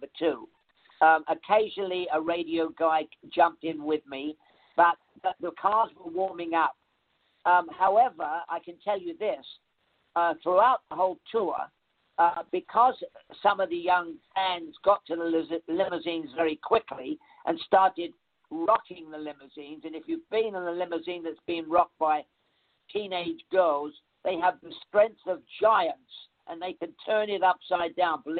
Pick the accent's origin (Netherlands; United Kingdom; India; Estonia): United Kingdom; London; moved away; I came from the East End of London